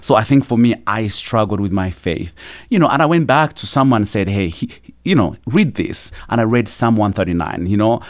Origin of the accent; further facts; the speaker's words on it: Uganda; born or raised there; also born or lived in Kampala, Uganda; now in United States